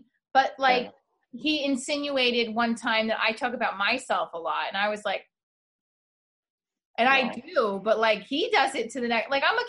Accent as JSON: {"language": "English", "town": "Sparta", "region": "New Jersey", "country": "United States", "said": "I'm Spartan. I'm original. I am from Sparta, New Jersey. But I am from Greece. I'm Greek."}